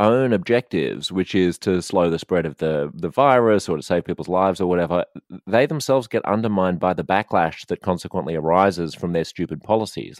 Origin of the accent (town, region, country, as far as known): Australia